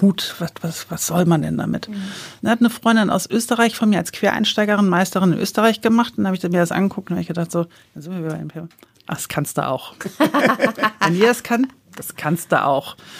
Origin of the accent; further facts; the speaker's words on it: Hamburg, Germany; ich komme ja aus Hamburg äh, und da bei uns im Ortsteil gab es eine kleine Konditorei